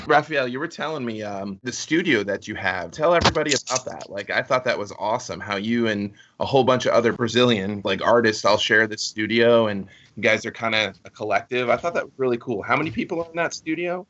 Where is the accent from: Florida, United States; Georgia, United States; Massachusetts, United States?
Florida, United States; Fort Myers; I grew up here in Fort Myers